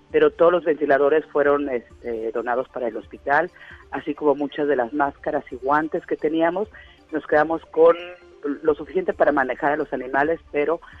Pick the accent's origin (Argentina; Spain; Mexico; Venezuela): Mexico; now in United States; no hemos recibido nada de parte de la embajada nosotros como mexicanos aquí.